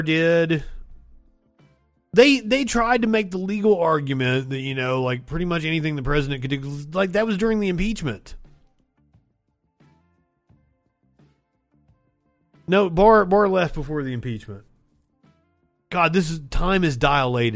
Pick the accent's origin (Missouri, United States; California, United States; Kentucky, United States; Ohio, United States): Kentucky, United States; I'm from Kentucky